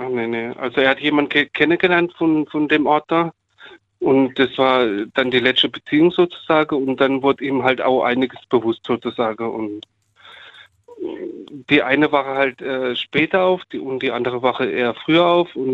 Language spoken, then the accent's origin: German; Munich, Bavaria, Germany; now in Baden-Baden, Germany; Nein, ich komme von, naja, ursprünglich aus München.